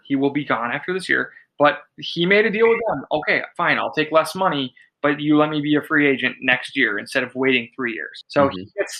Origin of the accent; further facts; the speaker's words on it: Minnesota, United States; as a proud Minnesotan